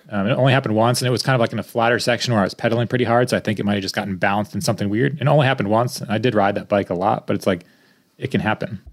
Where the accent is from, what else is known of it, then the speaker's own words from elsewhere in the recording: Connecticut, United States; moved away; I'm from Connecticut